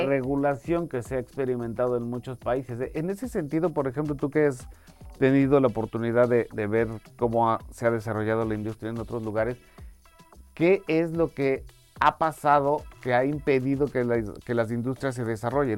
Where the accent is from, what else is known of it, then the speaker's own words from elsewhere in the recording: Mexico; nosotros en México